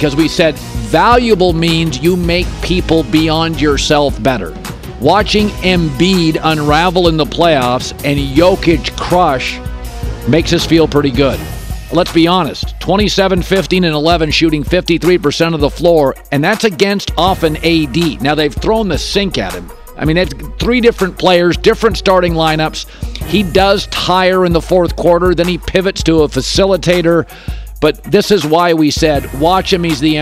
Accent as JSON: {"language": "English", "region": "Pacific Northwest", "country": "United States", "tie": "born or raised there", "said": "I grew up in the Pacific Northwest"}